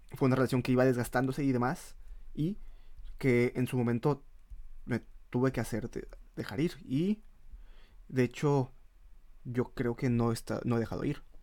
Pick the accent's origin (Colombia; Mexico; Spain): Mexico; moved away; no somos el mexicano que está en el extranjero